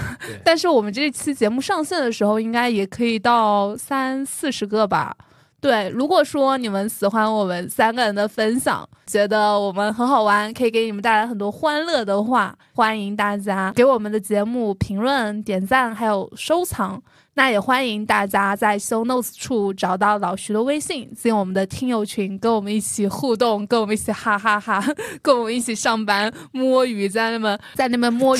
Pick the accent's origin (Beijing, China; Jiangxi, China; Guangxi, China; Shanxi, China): Jiangxi, China; moved away; 我就说我来自江西吗